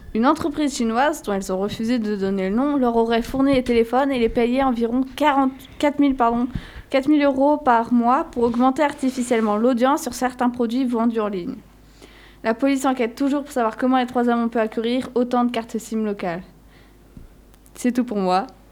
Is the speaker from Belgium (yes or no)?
yes; Wallonia, Belgium; je viens de Wallonie.